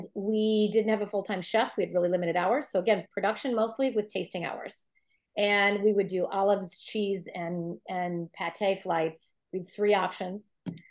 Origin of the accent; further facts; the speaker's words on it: Green Bay, Wisconsin, United States; moved away as an adult; also born or lived in San Francisco; Bill and I are from Green Bay originally, but we'd been living in San Francisco a couple of years.